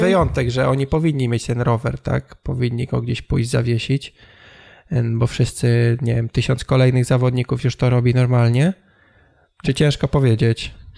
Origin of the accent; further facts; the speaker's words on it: Tricity, Pomeranian Voivodeship, Poland; u nas, w Trójmieście